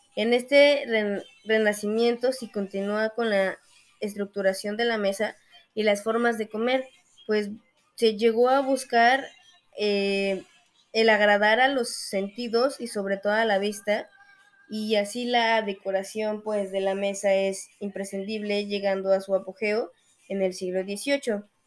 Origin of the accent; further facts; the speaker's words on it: Mexico; nosotros como mexicanos